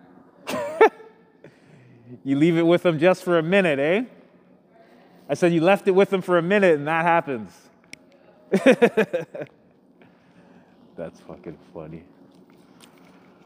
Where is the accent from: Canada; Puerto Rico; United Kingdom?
Canada; Thornhill, Ontario; I grew up with this guy. Fuck, we're both from Thornhill